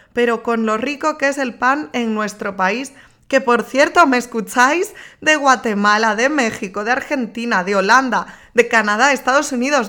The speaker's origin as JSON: {"language": "Spanish", "region": "Galicia", "country": "Spain", "moved": "as an adult", "lives_now": "Madrid, Spain", "said": "Yo soy gallega"}